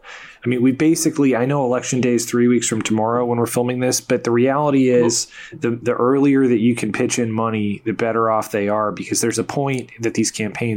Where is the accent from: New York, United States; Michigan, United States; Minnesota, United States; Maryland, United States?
Michigan, United States; my home state